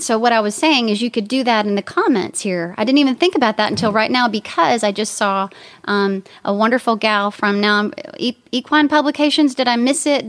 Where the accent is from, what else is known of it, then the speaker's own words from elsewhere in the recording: Texas, United States; that's my home state